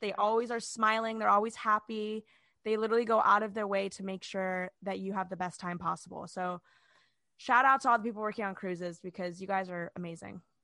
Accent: Orlando, Florida, United States; we're from Orlando

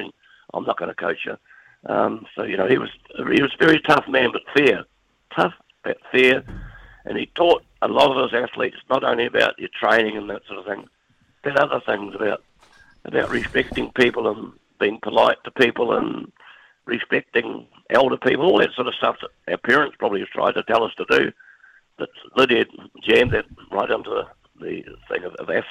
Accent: New Zealand; being a Kiwi

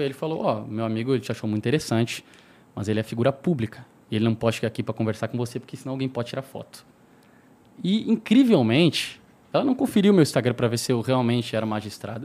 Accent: Santana do Livramento, Rio Grande do Sul, Brazil; moved away as an adult; now in São Paulo, Brazil; tava na minha cidade, né? E é uma cidade fronteira com o Uruguai, sou de Santana do Livramento

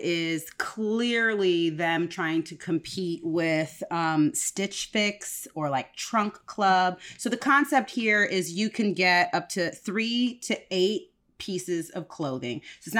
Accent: Woodbridge, Virginia, United States; So, weird fun fact, I grew up in Woodbridge, Virginia, and one of the places I grew up was Woodbridge, Virginia

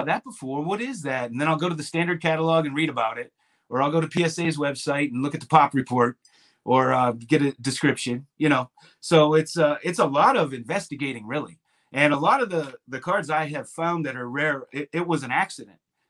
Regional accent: Pittsburgh, Pennsylvania, United States; now in South Carolina, United States; I live in South Carolina currently. And when I'm from Pittsburgh, when I lived in Pittsburgh

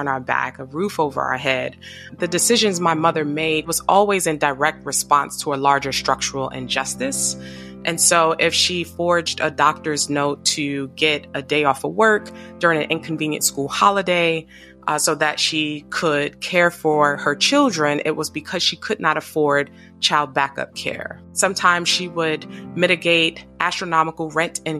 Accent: New York City, New York, United States; I grew up in Harlem, New York

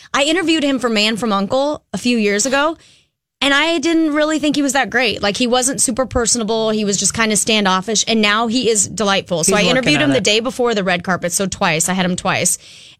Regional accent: Minnesota, United States; I'm a rule follower because I'm from Minnesota.

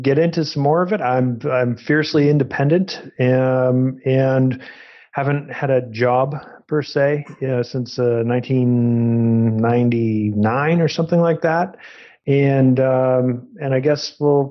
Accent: New England, Massachusetts, United States; I'm from Massachusetts and grew up in New England.

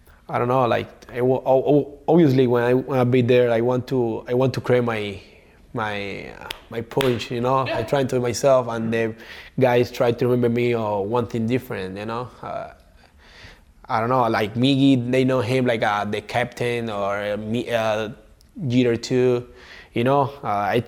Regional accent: Cuba; moved away; I come from Cuba

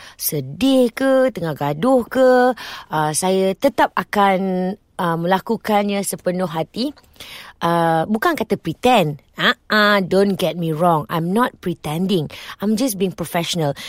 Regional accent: Petaling Jaya, Selangor, Malaysia; also born or lived in Shah Alam; saya lahir di Selangor uh, Petaling Jaya di Hospital Asunta kemudian membesar di Petaling Jaya juga

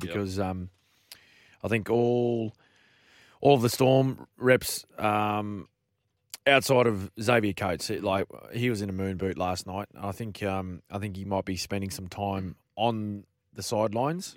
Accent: Queensland, Australia; a Queenslander

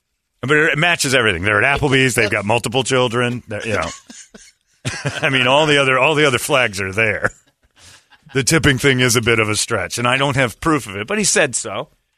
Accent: Salt Lake City, Utah, United States; born there; And the funny thing is, I was born in Salt Lake.

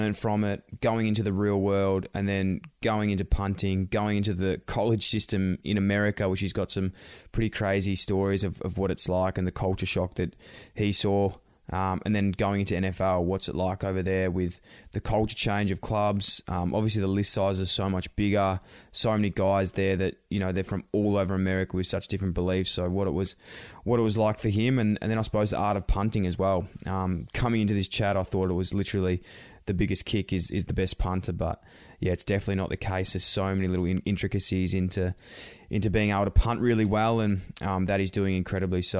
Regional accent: Australia; I'm from Australia

